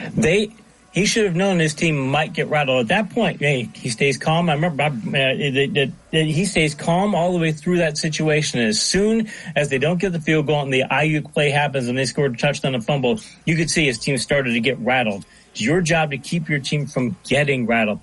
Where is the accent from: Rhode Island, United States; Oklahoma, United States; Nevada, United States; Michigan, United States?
Michigan, United States; I'm from Michigan